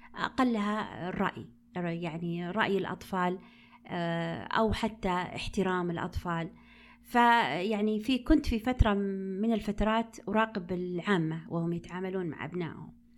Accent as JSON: {"language": "Arabic", "town": "Unaizah", "region": "Al-Qassim", "country": "Saudi Arabia", "tie": "born or raised there", "said": "مدينتي التي ولدت فيها، اللي هي مدينة عنيزة"}